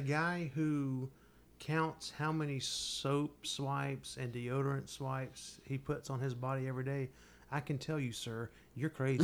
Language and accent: English; the South, United States; both born and raised in the South